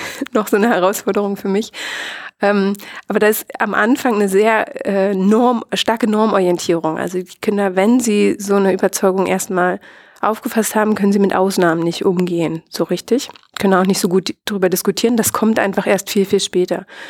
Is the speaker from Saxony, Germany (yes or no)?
no; Brandenburg, Germany; ich selbst habe eine ganz starke Identität als, als Ostdeutsche und als Brandenburgerin